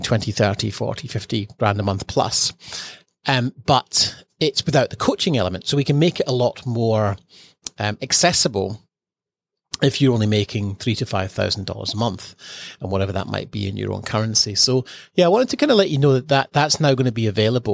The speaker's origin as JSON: {"language": "English", "town": "Edinburgh", "region": "Scotland", "country": "United Kingdom", "tie": "born or raised there", "moved": "as an adult", "lives_now": "Australia", "said": "freezing cold growing up in Edinburgh"}